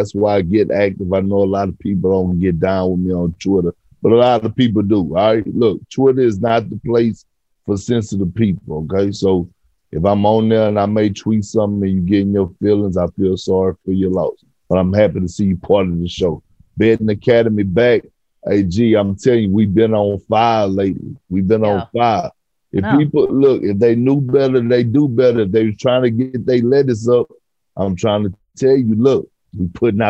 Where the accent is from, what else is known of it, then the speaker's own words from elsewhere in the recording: Toronto, Ontario, Canada; I grew up in Toronto. I'm a ride or die Raptors fan.